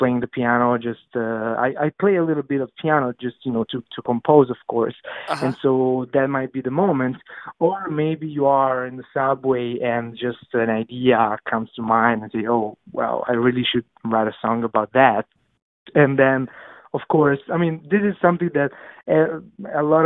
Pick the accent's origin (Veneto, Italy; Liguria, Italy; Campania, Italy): Campania, Italy; Naples; English is a second language; moved away as an adult; now in New York City, United States; my hometown, Napoli